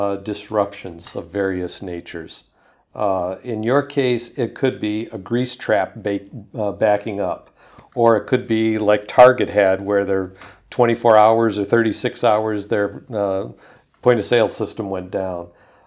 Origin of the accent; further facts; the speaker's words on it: Michigan, United States; now in Portland, United States; You know, I'm from Michigan.